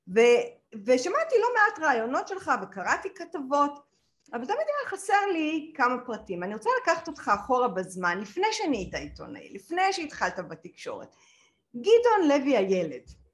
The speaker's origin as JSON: {"language": "Hebrew", "country": "Israel"}